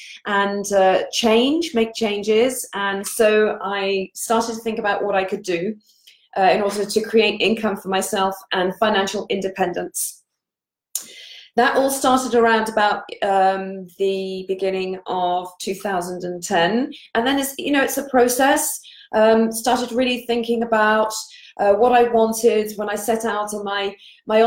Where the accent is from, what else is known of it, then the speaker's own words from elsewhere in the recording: England, United Kingdom; moved away as an adult; also born or lived in Paris, France; now in Poole, United Kingdom; I am English and I live here in Poole in Dorset on the south coast of the UK.